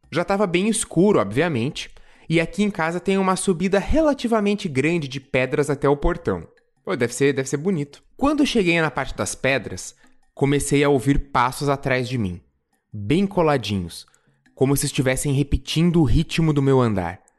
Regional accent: São Paulo, Brazil; tenho 17 anos, sou do interior de São Paulo e aqui é bem chato.

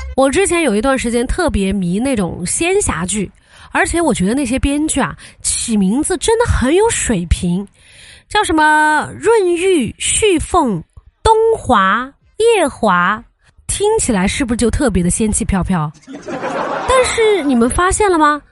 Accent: Chengdu, Sichuan, China; 我本来就是陈都的，咱们方言都是统一的

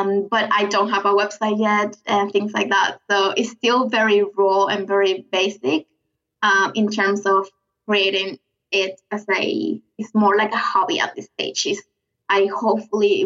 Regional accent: Venezuela; accent: South American; English is a second language; moved away as an adult; now in Brisbane, Australia; I'm from Venezuela in South America. I decided to move here with my boyfriend at the time, my husband now, 8 years ago

